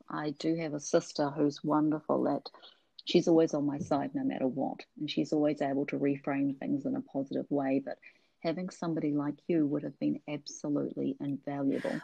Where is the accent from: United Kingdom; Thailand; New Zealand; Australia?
New Zealand; now in Seattle, United States; I'm a Kiwi living in Seattle